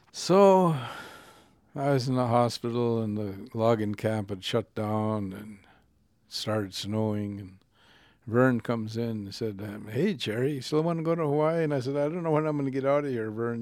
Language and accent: English; Lillooet, British Columbia, Canada; There were ten thousand gold miners in the town of Lulwit, my hometown.